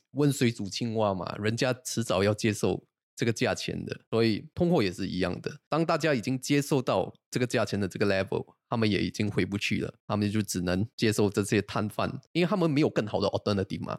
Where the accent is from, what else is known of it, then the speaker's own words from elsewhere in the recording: Singapore; 我一个新加坡人的角度